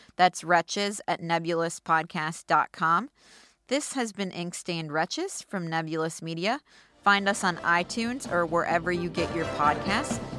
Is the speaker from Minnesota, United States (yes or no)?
yes; Minneapolis, Minnesota, United States; my hometown paper, the Star